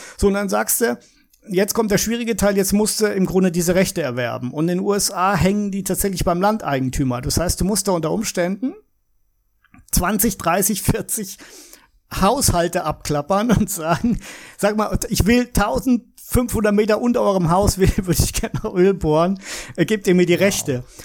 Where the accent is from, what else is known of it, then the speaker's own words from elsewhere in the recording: Heidelberg, Baden-Württemberg, Germany; moved away; also born or lived in Würzburg, Bavaria; Ich bin äh, gebürtiger Würzburger, also eigentlich Bayer, aber habe praktisch mein ganzes Leben in Deutschland im Heidelberger Raum verbracht, im Nordbadischen.